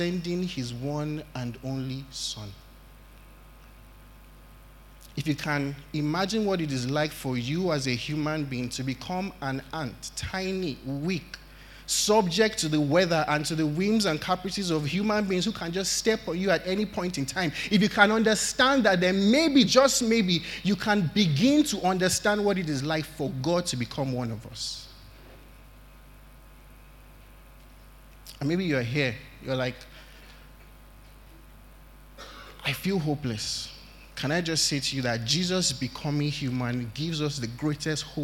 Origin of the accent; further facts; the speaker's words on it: Nigeria; as Nigerian parents